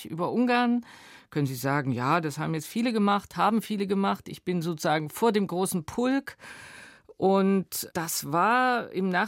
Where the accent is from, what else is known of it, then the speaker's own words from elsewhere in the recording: Dresden, Saxony, Germany; Dresden, Teil der Ahnungslosen. Ich sehe mich mit weißem Pionierhemd, mit blauem FDJ-Hemd.